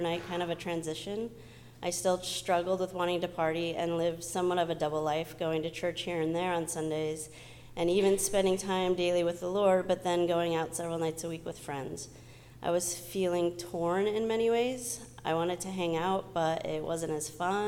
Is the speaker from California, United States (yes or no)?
yes; Southern California, United States; I grew up in Southern California with my mom and sister